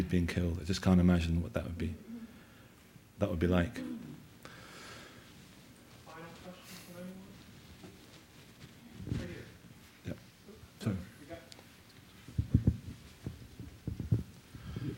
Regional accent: United Kingdom; moved away; I'm obviously a Limey, and I'm an outsider

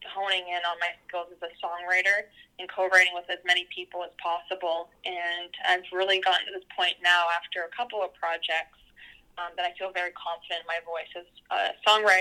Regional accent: Peterborough, Ontario, Canada; growing up in Peterborough

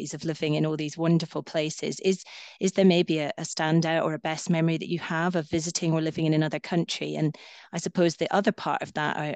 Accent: Scotland, United Kingdom; I don't speak Gaelic and I'm Scottish

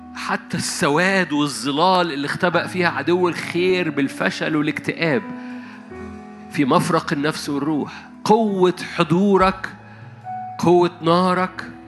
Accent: Upper Egypt, Egypt; أنا صعيدي

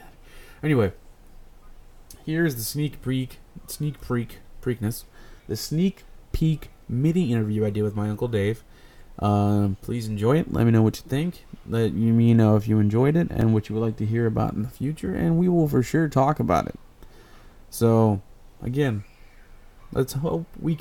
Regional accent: East Coast, United States; I'm from the East Coast, too.

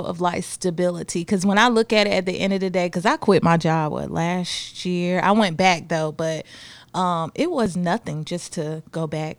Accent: Augusta, Georgia, United States; moved away as an adult; also born or lived in Columbia County, Georgia / Daytona / Orlando; I'm here, born and raised in Augusta, Georgia.

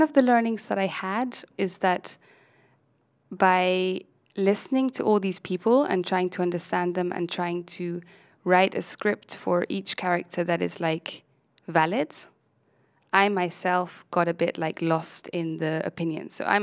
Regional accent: Germany; moved away; I'm from Germany

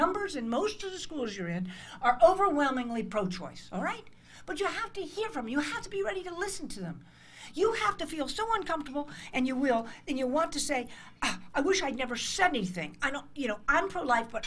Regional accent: United States; I'm an American

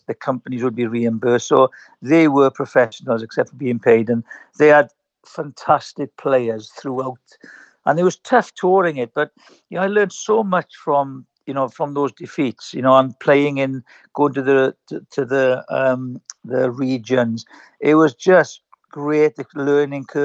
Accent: Llanelli, Wales, United Kingdom; moved away; my home club

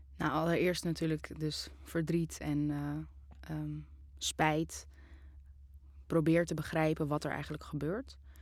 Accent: Amsterdam, North Holland, Netherlands; ik ben in Amsterdam geboren in 1998

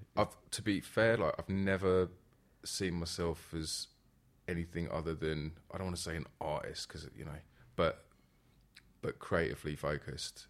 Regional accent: London, United Kingdom; I'm from, born and raised in, uh, Northwest London

